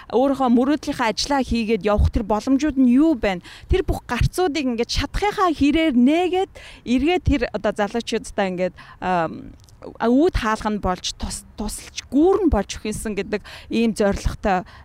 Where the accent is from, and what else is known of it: Mongolia; moved away as an adult; now in United States